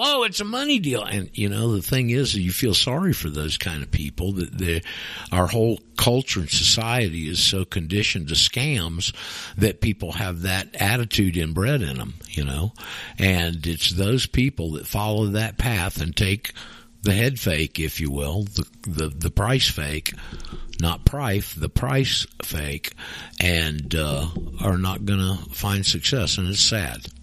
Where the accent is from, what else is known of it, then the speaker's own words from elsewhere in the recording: the South, United States; I'm from the South